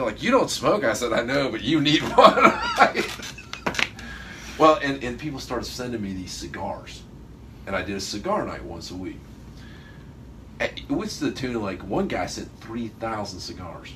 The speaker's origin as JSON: {"language": "English", "town": "Niceville", "region": "Florida", "country": "United States", "said": "from down in a little place called Niceville."}